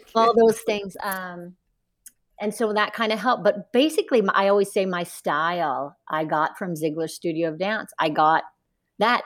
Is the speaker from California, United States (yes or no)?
no; Northern Kentucky, United States; moved away; I grew up in Northern Kentucky, a small town in Kentucky